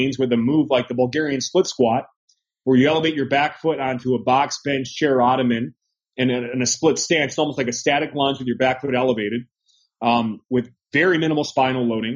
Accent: United States; as an American, it's that American mindset

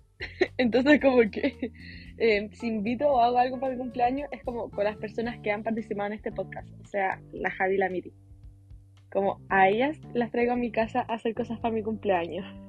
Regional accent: Chile; accent: Chilean; hablando no chileno, así como español neutro

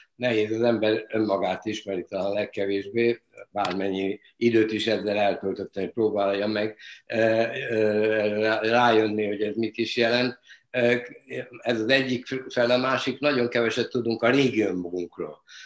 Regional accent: Budapest, Hungary; az a Budapest bombázásának az ideje volt, születtem, és, és fölnövel, fölnövekedve ugye a bizonyos átkosban nőttünk föl

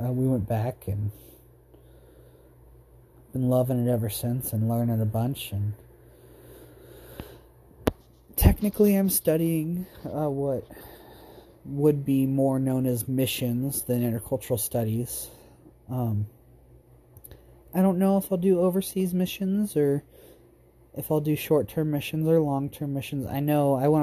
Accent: Roseburg, Oregon, United States; also born or lived in Ontario, Oregon / Vale, Oregon / Buhl, Idaho; At Roseburg, I went from kindergarten until 8th grade, in middle 8th grade year

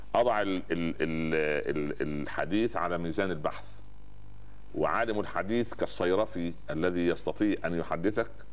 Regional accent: Upper Egypt, Egypt; عندنا في الصعيد

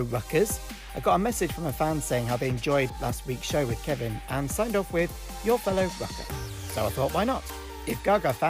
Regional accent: Milton Keynes, South East England, United Kingdom; moved away as an adult; now in Manchester, United Kingdom; when I was growing up in Milton Keynes

